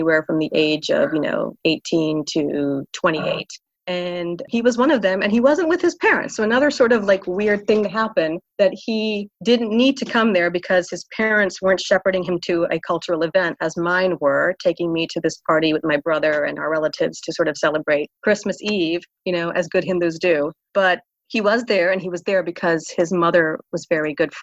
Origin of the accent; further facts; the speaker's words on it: Pensacola, Florida, United States; moved away as an adult; also born or lived in Philadelphia / New Jersey; now in Atlanta, United States; my parents moved from where I grew up in Pensacola, Florida, to Orlando, Florida